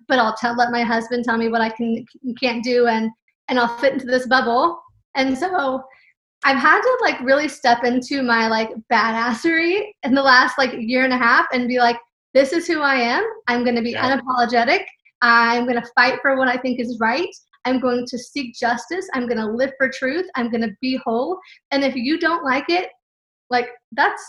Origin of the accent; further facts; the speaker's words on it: California, United States; moved away; also born or lived in Texas; I was raised in California.